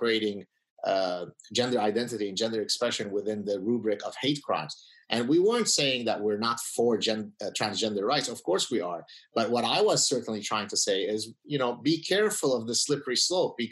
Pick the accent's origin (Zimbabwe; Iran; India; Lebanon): Lebanon; also born or lived in United States; now in Canada; So I come from Lebanon. We are Lebanese Jews who escaped the civil war